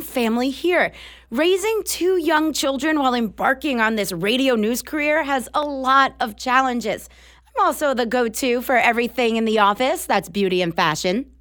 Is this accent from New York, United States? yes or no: yes; Long Island, New York, United States; moved away as an adult; now in Oklahoma, United States; I've been in Oklahoma for fourteen years now after growing up on Long Island